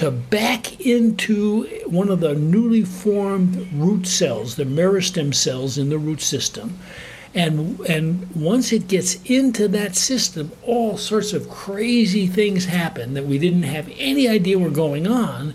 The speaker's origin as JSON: {"language": "English", "region": "New York", "country": "United States", "tie": "born or raised there", "also_born_or_lived": "Alaska", "moved": "yes", "said": "I grew up in New York on a little gentleman's farm in a suburban community"}